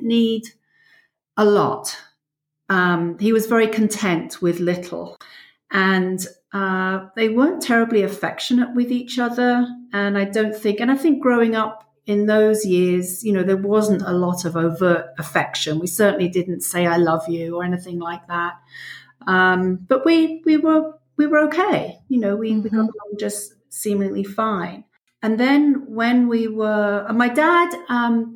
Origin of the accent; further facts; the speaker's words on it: London, United Kingdom; moved away as an adult; now in South Central Pennsylvania, United States; I was born in London and lived there until I was 36, moved here when I was 36. So most of my life in England.